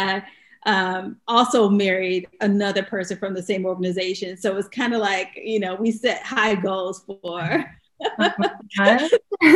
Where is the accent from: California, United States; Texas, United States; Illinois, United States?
Illinois, United States; Chicago; moved away; we were both volunteers at the Chicago Urban League because we're from Chicago